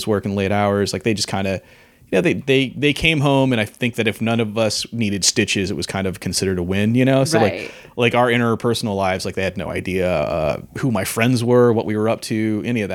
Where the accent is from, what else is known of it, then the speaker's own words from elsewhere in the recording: Southeast Los Angeles County, California, United States; I grew up out there